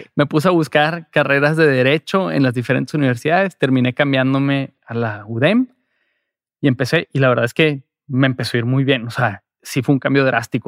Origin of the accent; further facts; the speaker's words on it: Monterrey, Nuevo León, Mexico; soy de Monterrey